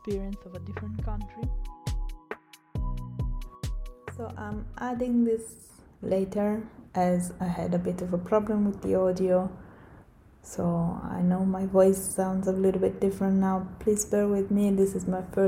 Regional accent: Italy; moved away; I'm from Italy, but I have extensive experience living abroad.

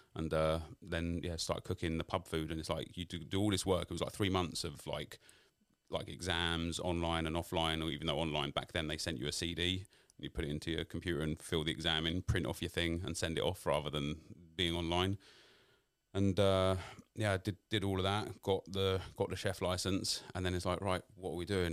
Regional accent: London, United Kingdom; I grew up in New Haddington, in South London

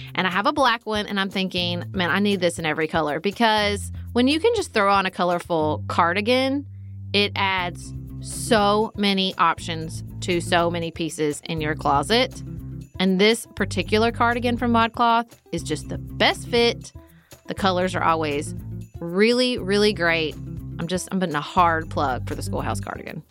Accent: Paducah, Kentucky, United States; I serve on the Paducah Cooperative Ministries Board in my hometown

